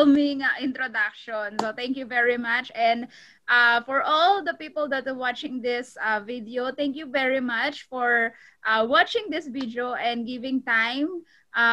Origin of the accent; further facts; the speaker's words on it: Philippines; moved away as an adult; also born or lived in Cavite, Philippines; now in Los Angeles, United States; I'm from the Philippines, I'm Filipina, and 2012, I am a midwife in the Philippines